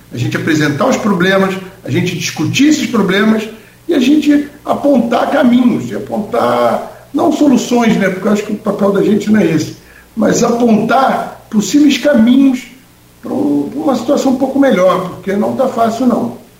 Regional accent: Rio de Janeiro, Brazil; moved away as an adult; now in Campos dos Goytacazes, Brazil; Eu sou do Rio, eu estou aqui há 12 anos

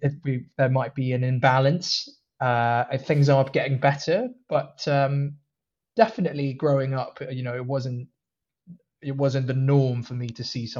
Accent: Hong Kong; also born or lived in Malaysia / Singapore; now in London, United Kingdom; So I was born in Malaysia, but that's only because my dad happened to be working there at the time. And we moved quickly after I was born to Singapore for a bit, and then moved to Hong Kong for a bit, where I spent a lot of years

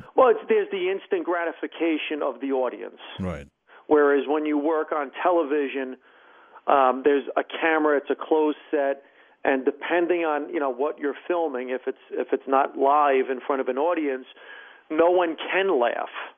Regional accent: Hackensack, New Jersey, United States; also born or lived in Bergenfield / Paramus; my first four years, I grew up in Bergenfield. Then we moved to Hackensack. And by the time we were in seventh grade, I moved to Paramus

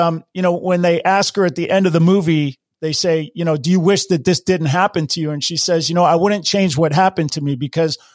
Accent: Hawaii, United States; I grew up in Hawaii and I grew up surfing

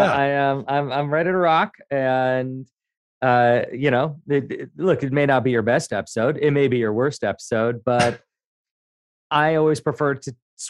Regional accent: Montreal, Quebec, Canada; born there; I have some pre-programmed lines because I was born in Montreal. People presume that I can speak French

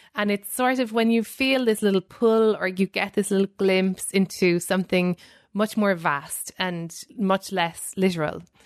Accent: Ireland; moved away as an adult; now in New York, United States; growing up in Ireland, how it formed me

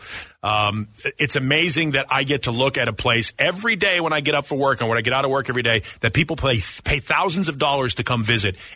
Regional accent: Boston, Massachusetts, United States; moved away as an adult; now in Arizona, United States; I grew up in Boston

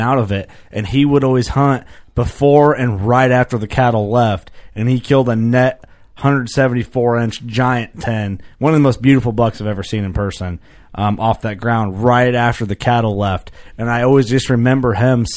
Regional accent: Fulton County, Illinois, United States; One of the guys I grew up hunting with in Fulton County, Illinois

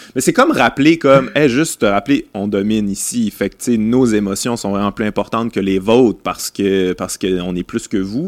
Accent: Quebec City, Quebec, Canada; je, viens de Québec, j'ai grandi à Québec

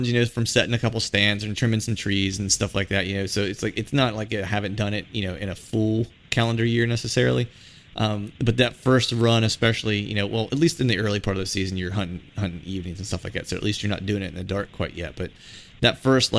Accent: Pennsylvania, United States; I grew up not too far from West Virginia, in Pennsylvania

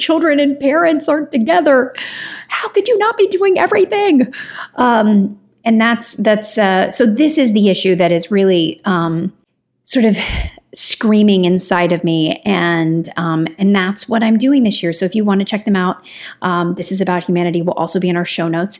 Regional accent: Kentucky, United States; I'm from Kentucky

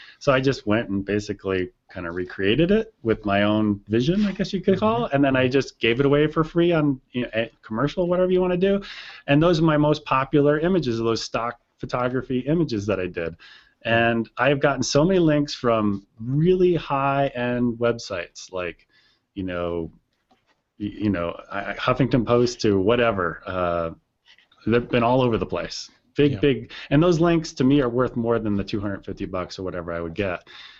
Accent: East Coast, United States; I grew up on the East Coast. I know who Crazy Eddie is.

